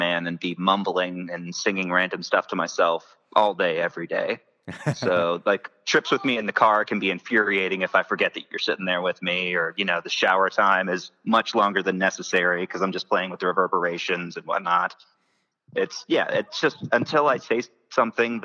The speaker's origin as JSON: {"language": "English", "town": "Nashville", "region": "Tennessee", "country": "United States", "tie": "born or raised there", "said": "I'm one of the locals. Like, I am from West Nashville"}